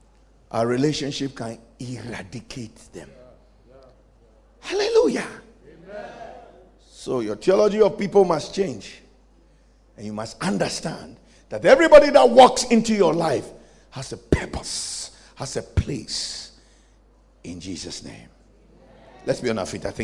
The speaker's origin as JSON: {"language": "English", "country": "Ghana", "said": "I'm also a Ghanaian"}